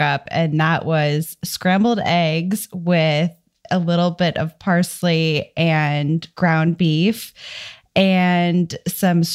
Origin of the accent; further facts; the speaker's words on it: Dallas, Texas, United States; I am from Dallas, Texas, and I have a new baby